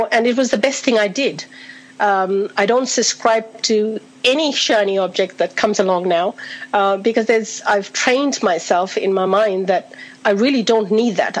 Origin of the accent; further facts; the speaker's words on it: India; now in Australia; I'm originally from India, been in Australia for 38 years